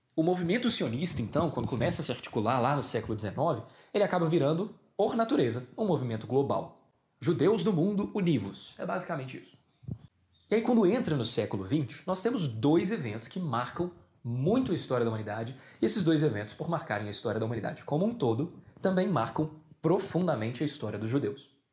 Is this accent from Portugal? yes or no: no; Brazil; enquanto brasileiro